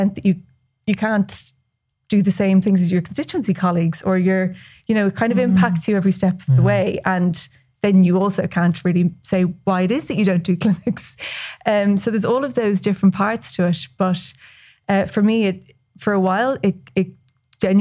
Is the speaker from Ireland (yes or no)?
yes; West Cork, Munster, Ireland; I'm from West Cork